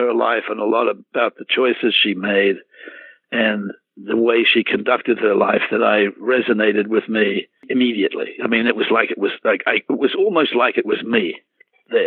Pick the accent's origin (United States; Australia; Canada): Australia; moved away; It was something that I grew up with. It was something in my DNA, being Australian